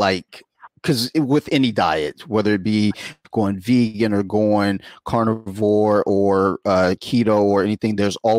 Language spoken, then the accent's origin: English; Columbia, Maryland, United States; I'm from Howard County. Like, or, you know, the most part, you know, Columbia.